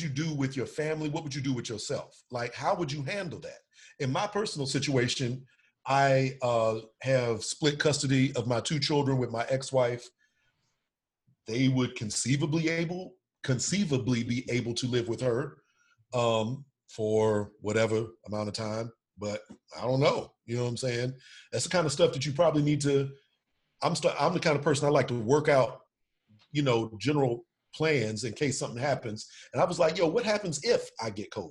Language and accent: English; Houston, Texas, United States; moved away; I'm originally from the Houston area